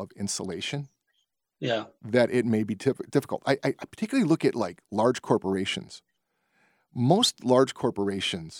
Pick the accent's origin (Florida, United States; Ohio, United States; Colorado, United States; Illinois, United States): Illinois, United States; Berwyn; I grew up in Berwyn